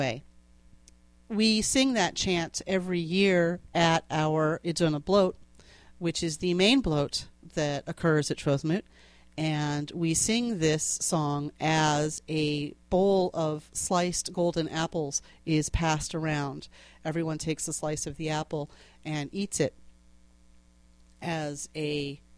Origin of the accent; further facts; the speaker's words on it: Connecticut, United States; accent: New England; I grew up in Connecticut near a place called Clyde's